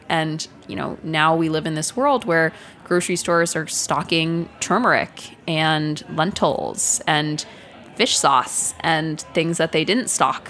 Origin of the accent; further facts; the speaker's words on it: Dallas, Texas, United States; also born or lived in New Hampshire; I was lucky enough to grow up with a really, really large extended Indian family in Dallas, Texas.